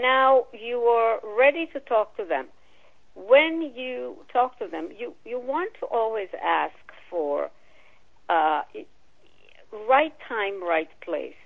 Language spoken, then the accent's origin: English; Israel; moved away; I was born and raised in Israel